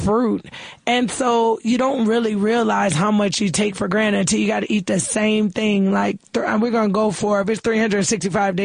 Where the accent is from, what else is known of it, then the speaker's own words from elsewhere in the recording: United States; as an American